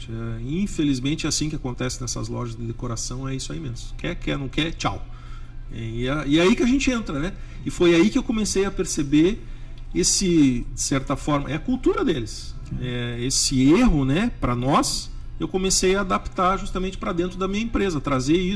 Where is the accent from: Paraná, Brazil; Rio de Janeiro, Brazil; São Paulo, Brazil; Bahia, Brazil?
Paraná, Brazil; Curitiba; now in United States; Como nós, eu também né, sou brasileiro. Quando Sim. vim de Curitiba para cá, que todo mundo fala: nossa, Curitiba é uma cidade bem diferenciada.